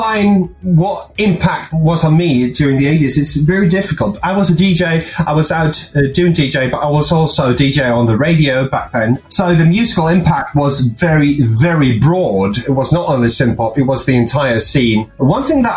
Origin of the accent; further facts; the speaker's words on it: Uppsala, Uppsala County, Sweden; first language Swedish; English is a second language; Uppsala, which was where I was born in Sweden